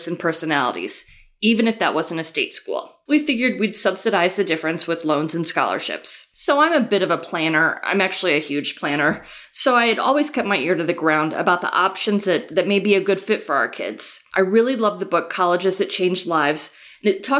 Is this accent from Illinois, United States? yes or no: yes; Chicago, Illinois, United States; moved away as an adult; now in Chapel Hill, United States; I grew up in Chicago, and my husband Tom and I lived there in the early years of our marriage